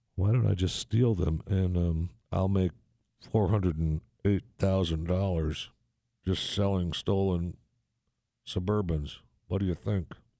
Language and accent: English; Saginaw, Michigan, United States; moved away; in Saginaw, Michigan, which, uh, when I was there, when I grew up, one hundred and fifty years ago, in Saginaw, Michigan